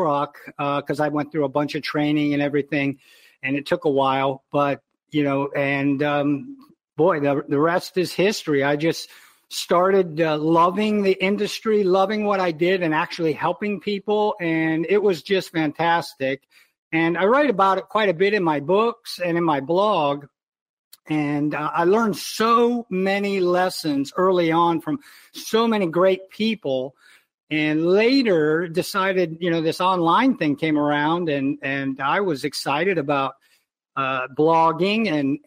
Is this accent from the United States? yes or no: yes; Iowa, United States; moved away as an adult; also born or lived in Baltimore; We never had one in my home growing up in Iowa